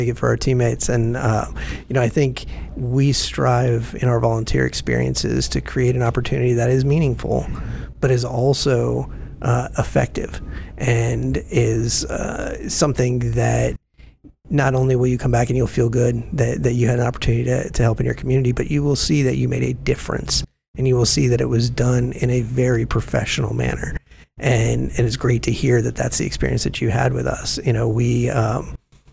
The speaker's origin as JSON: {"language": "English", "town": "Seminole", "region": "Florida", "country": "United States", "tie": "born or raised there", "said": "I grew up in Seminole, and my mom still lives there"}